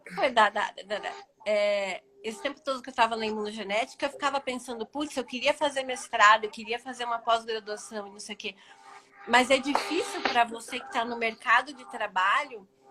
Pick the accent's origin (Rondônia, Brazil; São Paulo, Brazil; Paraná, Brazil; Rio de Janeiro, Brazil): Paraná, Brazil; eu sou daqui do Paraná mesmo